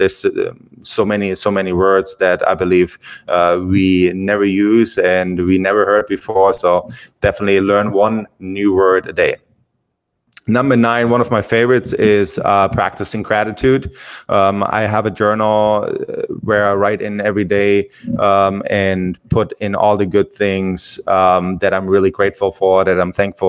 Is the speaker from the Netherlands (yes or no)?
no; Germany; English is a second language; moved away as an adult; I'm from Germany, and English is my second language